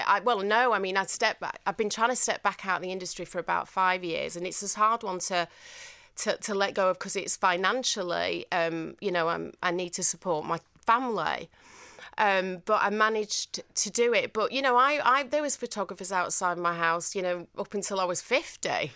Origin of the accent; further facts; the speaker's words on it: Manchester, North West England, United Kingdom; accent: northern; I just did my northern accent, and they were like, "Sorry, where are you from?" And I said, "Manchester,"